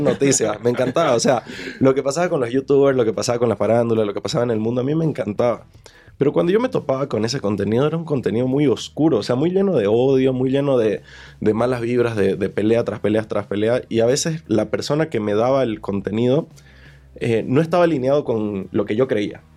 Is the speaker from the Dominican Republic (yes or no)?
no; Bolivia; moved away as an adult; now in Mexico; Yo soy de Bolivia